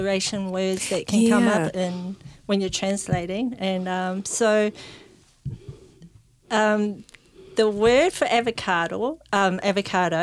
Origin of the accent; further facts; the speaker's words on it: Whanganui River, Manawatū-Whanganui, New Zealand; I am from the Wanganui River and, yeah, that's where I grew up.